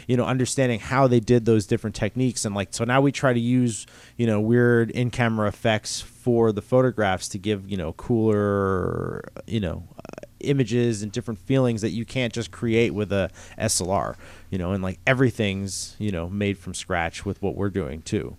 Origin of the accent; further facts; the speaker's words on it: north of New York City, New Jersey, United States; I grew up north in New York City, uh, in New Jersey